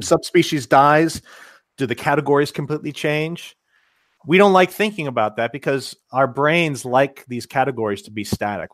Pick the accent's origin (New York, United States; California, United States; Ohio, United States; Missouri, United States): Ohio, United States; Cincinnati; moved away; I'm originally from Cincinnati